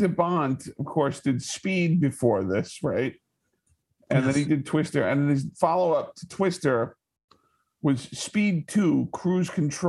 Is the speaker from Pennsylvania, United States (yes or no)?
no; New York, United States; I told him I was from New York